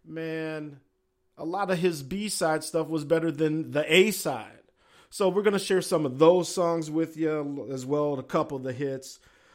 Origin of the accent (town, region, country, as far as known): Minneapolis, Minnesota, United States